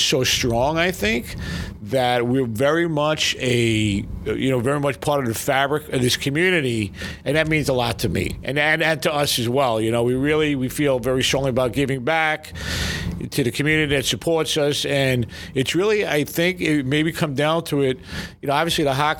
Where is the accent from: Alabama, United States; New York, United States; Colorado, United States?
New York, United States; New York City; moved away; I grew up in Brooklyn with Howard